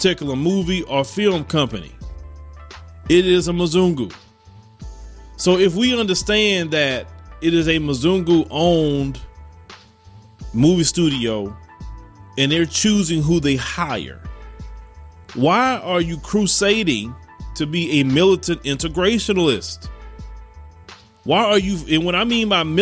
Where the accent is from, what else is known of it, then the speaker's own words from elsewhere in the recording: United States; I'm an American citizen. I'm a Black American.